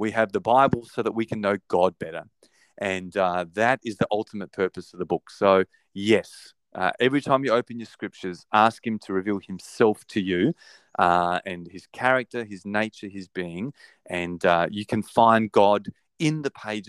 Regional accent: Australia; accent: Australian; my Australian accent

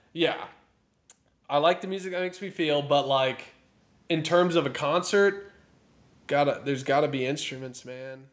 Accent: near Shiner, Texas, United States; I grew up near Shiner

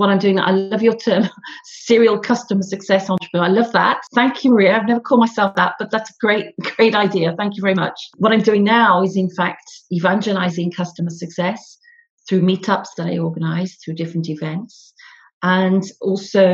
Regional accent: the north of England, United Kingdom; accent: northern; moved away as an adult; now in Paris, France; as you can probably gather from my northern accent, I'm from the north of England originally, but I've actually been spending all my career in Paris, where I live now

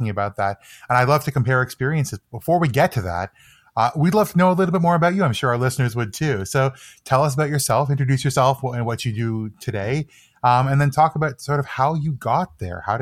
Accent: Toronto, Ontario, Canada; I grew up near Lake Ontario, which is a sort of a staple in Toronto.

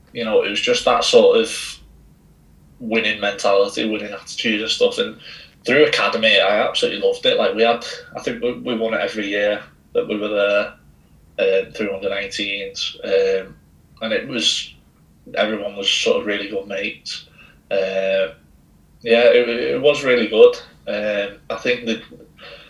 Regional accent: St Helens, North West England, United Kingdom; I had to be somewhere close to home because I'm from St. Helens

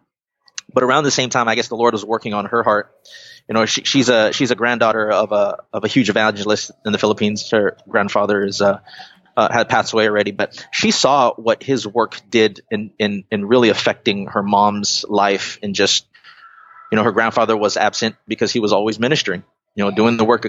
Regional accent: Carson, California, United States; also born or lived in Guam / Long Beach, California; Long Beach is where I first landed, or our family landed, moving here from Guam. And so Long Beach has always been my home, even though I grew up in Carson

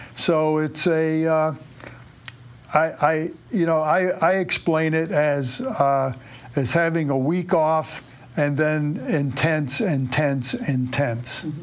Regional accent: Springfield, Massachusetts, United States; I grew up in Springfield, Mass

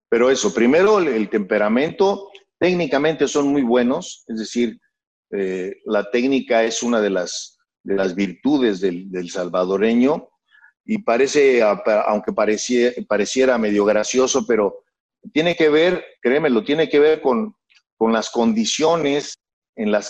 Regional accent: Matamoros, Tamaulipas, Mexico; born there; yo nací en Matamoros, Tamaulipas, en, la parte norte del país, en una ciudad fronteriza, frontera con los Estados Unidos, con Brownsville, Texas, con el estado de Texas, Matamoros.

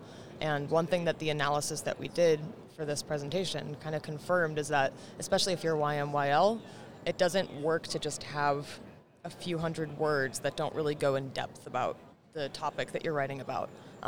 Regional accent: Marin, Bay Area, California, United States; now in New York City, United States; So I didn't grow up in New York City. My parents did. My parents are both from New York City. They raised me in the Bay Area. So I'm a Bay Area kid, Silicon Valley. Awesome. But I grew up in Marin, which is just north of San Francisco.

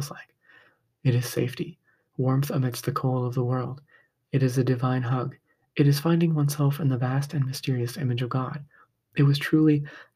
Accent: Midwest, United States; Growing up in the Midwest, we had our share of snow

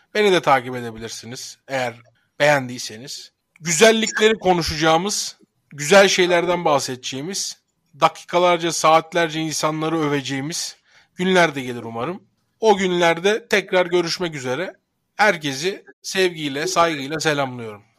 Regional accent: Sivrihisar, Eskişehir, Turkey; Ben Eskişehir Sivrihisarlıyım

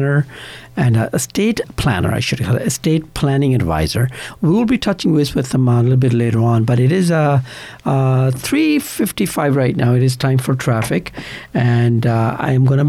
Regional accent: India; now in Canada; we were both born in India.

